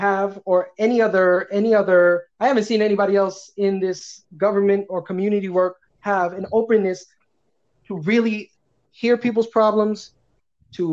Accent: New York City, New York, United States; I was born and raised in this district. I come from very little means. I grew up in Ocean Village

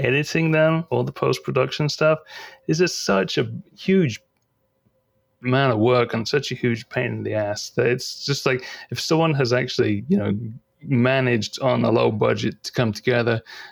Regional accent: East Anglia, East of England, United Kingdom; And I'm from East Anglia

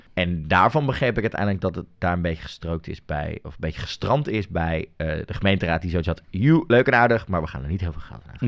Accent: Netherlands; ik als Nederlander

